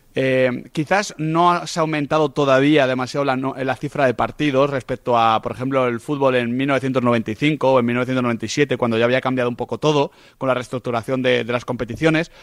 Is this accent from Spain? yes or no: yes; Spain; como españoles